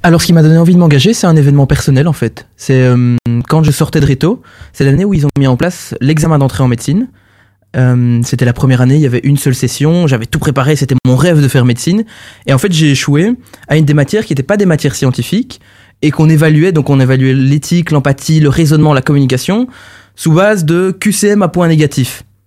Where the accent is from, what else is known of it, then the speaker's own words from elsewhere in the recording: Charleroi, Wallonia, Belgium; now in Brussels, Belgium; je, suis, bruxellois aujourd'hui, mais je suis carolo à la base